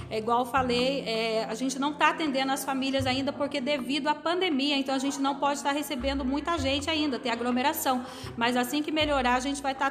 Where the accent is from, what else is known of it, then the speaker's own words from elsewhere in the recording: Santana do Itararé, São Paulo, Brazil; also born or lived in São José dos Campos; Sou natural de Santana do Itararé, morei 27 anos em São José dos Campos e dois anos e meio atuo aqui, estou morando na cidade